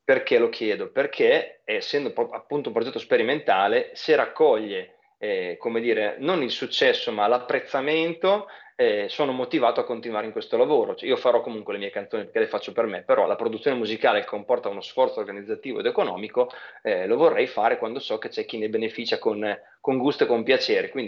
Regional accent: Pesaro, Marche, Italy; Sono di Pesaro …, sì.

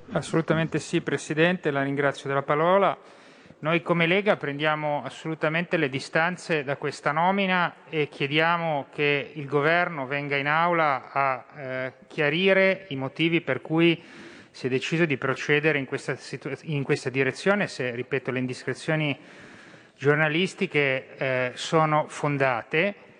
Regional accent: Liguria, Italy; da Ligure

